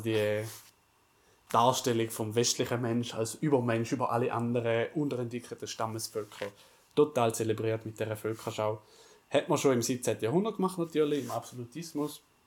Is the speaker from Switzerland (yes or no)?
yes; Switzerland; haben wir als Schweizer äh, Village Suisse äh, präsentiert. Ja. Normale Schweizer, Schweizer Dorf, wie man so lebt bei uns